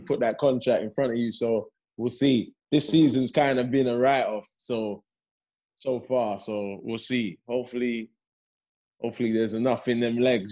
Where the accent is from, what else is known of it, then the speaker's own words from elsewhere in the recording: London, United Kingdom; also born or lived in Leeds; I, was born in Leeds, but I was only there two months. So, okay. And then I came to London.